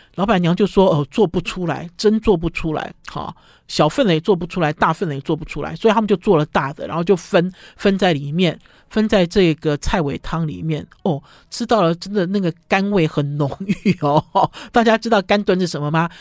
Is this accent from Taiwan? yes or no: yes; northern Taiwan, Taiwan; 它其实不是我们北部人习惯的炒羊肉的类型